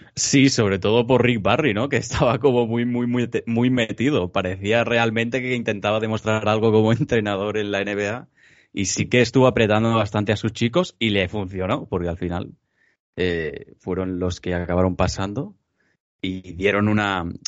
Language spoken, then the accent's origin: Spanish; Barcelona, Catalonia, Spain; tres chicos que somos de Barcelona, de Cataluña